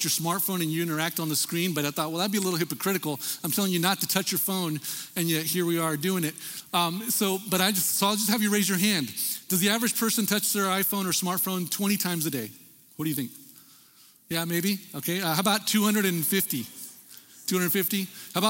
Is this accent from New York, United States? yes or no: no; El Paso, Texas, United States; growing up in El Paso, Texas